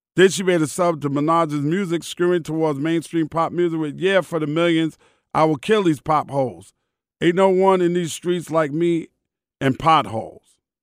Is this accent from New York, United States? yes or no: yes; New York City, New York, United States; I'm from Queens.